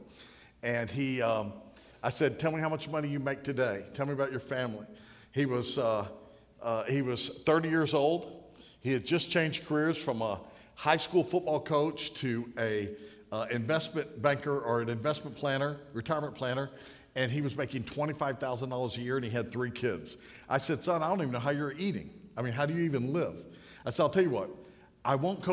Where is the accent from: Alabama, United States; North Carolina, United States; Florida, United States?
North Carolina, United States; I'm from North Carolina